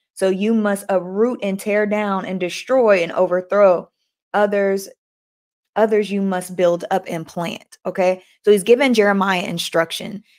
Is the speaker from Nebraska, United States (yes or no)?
no; Oakland, California, United States; I'm from Oakland